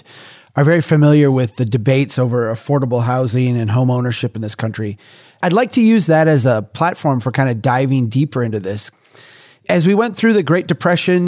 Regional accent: Minnesota, United States; I'm from Minnesota

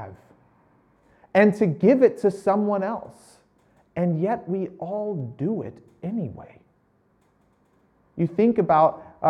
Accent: United States; I'm American

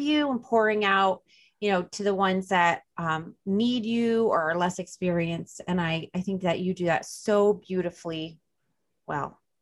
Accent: New Jersey, United States; accent: Jersey drawl; New Jersey

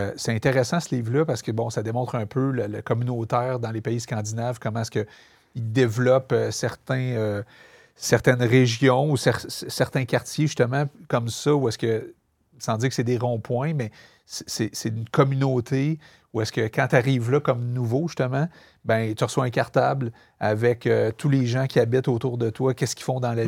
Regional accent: Montreal, Quebec, Canada; je viens de Montréal-Nord, je viens famille très modeste

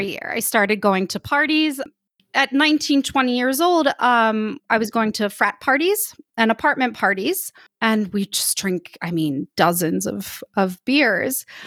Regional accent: United States; moved away as an adult; now in Saint-Étienne, France; I'm an American, I'm living in France in a town called Saint-Étienne

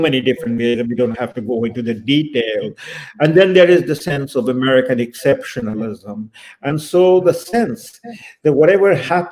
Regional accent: India; I was born in India in the 1950s.

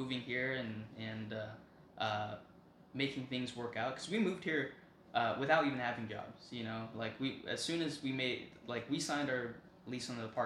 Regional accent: Las Vegas, Nevada, United States; moved away as an adult; now in Texas, United States; growing up in Vegas

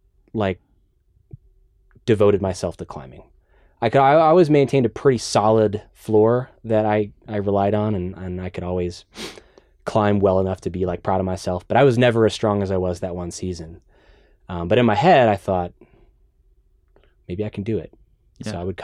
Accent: Dallas, Texas, United States; now in Austin, United States; Dallas. I grew up in Dallas.

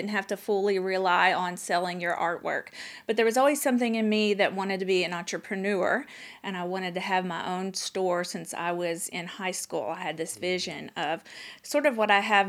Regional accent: Western Kentucky, United States; moved away; I grew up in Kentucky

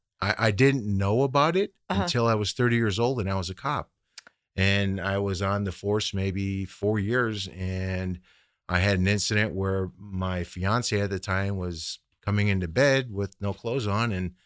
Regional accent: Midwest, United States; So, but anyways, getting to my story, I grew up in the Midwest

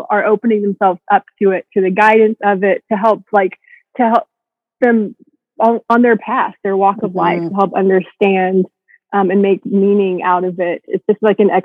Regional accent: Texas, United States; I grew up in the Bible Belt in Texas

